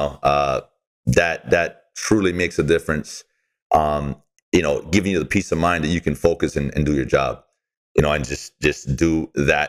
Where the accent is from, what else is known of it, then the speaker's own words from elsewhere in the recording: Hawaii, United States; We're from Hawaii